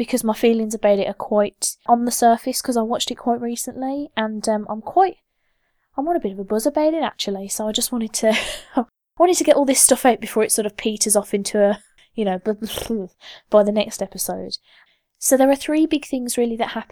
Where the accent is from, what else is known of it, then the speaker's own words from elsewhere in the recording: United Kingdom; I'm British